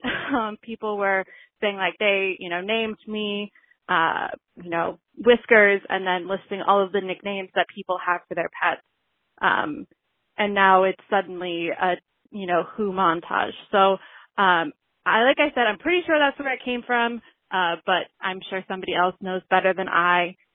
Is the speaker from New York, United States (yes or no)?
no; Austin, Texas, United States; I'm from Austin